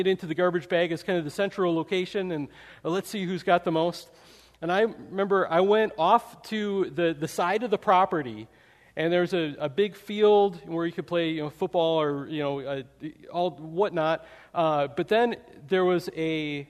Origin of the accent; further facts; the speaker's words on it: Wisconsin, United States; I grew up in Wisconsin